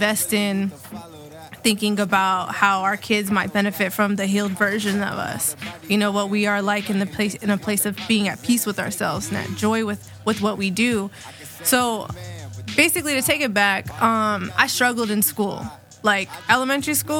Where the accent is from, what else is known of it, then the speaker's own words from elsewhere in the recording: San Gabriel Valley, greater LA area, California, United States; now in San Diego, United States; I'm from the San Gabriel Valley